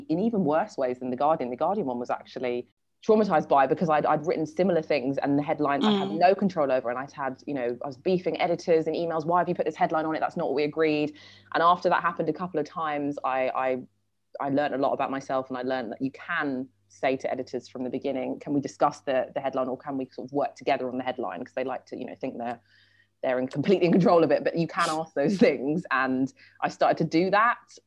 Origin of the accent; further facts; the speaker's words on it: London, United Kingdom; we grew up in a very white suburb of London, Sutton, which is kind of near Croydon